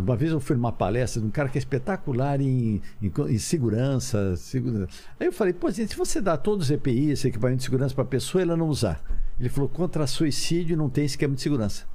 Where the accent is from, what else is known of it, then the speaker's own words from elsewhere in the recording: Ribeirão Preto, São Paulo, Brazil; accent: caipira; Eu, eu sou de Ribeirão Preto. Falei, pelo amor de Deus, eu sou caipira.